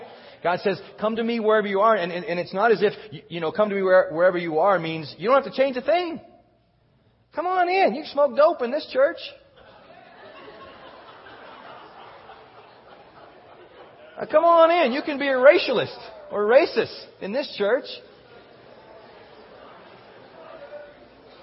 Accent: Texas, United States; I grew up in Texas

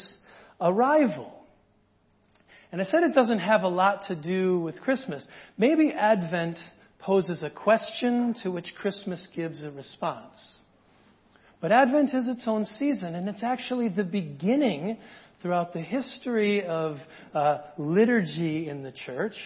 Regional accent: United States; as an American

